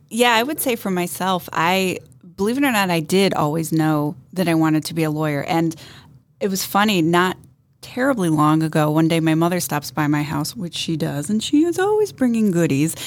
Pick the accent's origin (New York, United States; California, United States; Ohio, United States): Ohio, United States; Northeastern; also born or lived in Boston; born and raised in Northeastern Ohio